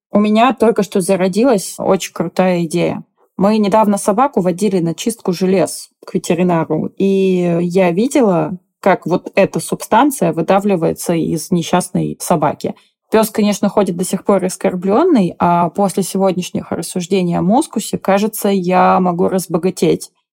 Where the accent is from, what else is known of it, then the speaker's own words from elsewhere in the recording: Siberia, Russia; Я как человек из Сибири